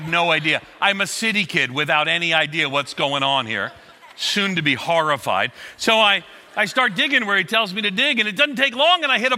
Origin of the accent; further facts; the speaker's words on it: Long Island, outside of New York City, United States; moved away; also born or lived in Florida; I grew up on Long Island outside of New York City, and my family kind of went broke